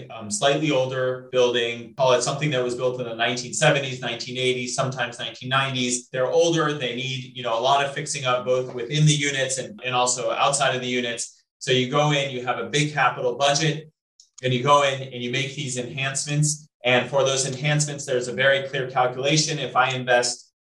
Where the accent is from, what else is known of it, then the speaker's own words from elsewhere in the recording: Colorado, United States; moved away; I'm originally from Colorado